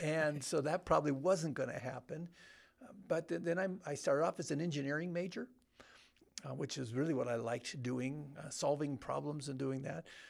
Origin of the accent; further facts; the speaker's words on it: Bellflower, California, United States; I grew up in Southern California.